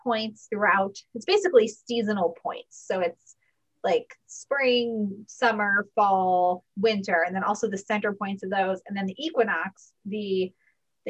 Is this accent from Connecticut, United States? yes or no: yes; Connecticut, United States; I grew up near where I live now in Connecticut